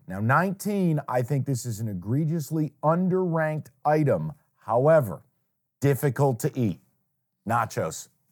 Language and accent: English; Saratoga Springs, New York, United States; moved away; there's a place in my hometown that I take people when they, when they come to Saratoga and we do a taste of my hometown